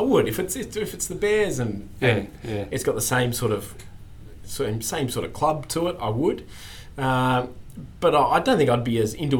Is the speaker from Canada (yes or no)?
no; Sydney, New South Wales, Australia; I'm from Sydney